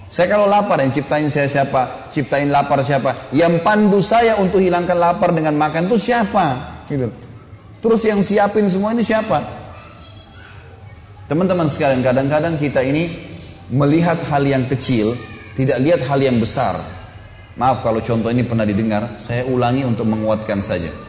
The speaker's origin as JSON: {"language": "Indonesian", "town": "Makassar", "region": "South Sulawesi", "country": "Indonesia", "tie": "born or raised there", "said": "Ini soalnya saya dari Makassar biasanya bilang mistar dulu waktu kecil."}